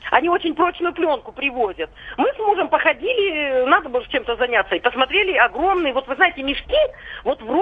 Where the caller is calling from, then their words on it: Chelyabinsk, Chelyabinsk Oblast, Russia; я из Челябинска.